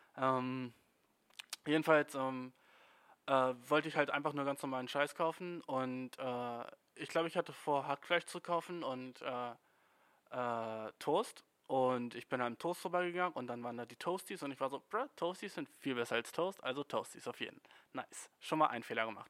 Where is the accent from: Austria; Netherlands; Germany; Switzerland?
Germany; als Deutscher